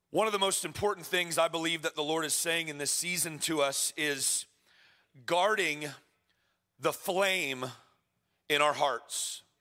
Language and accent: English; Florida, United States; moved away as an adult; now in Edmonton, Canada; I was told I'm a transplant, I'm from Florida.